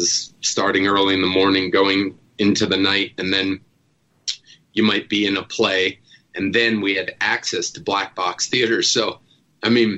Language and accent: English; New Jersey, United States; I grew up in Jersey